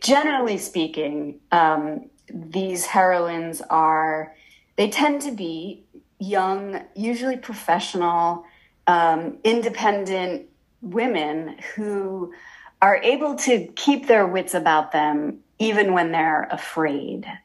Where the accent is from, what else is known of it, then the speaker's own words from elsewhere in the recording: Massachusetts, United States; I was a reporter in my actually my hometown in Massachusetts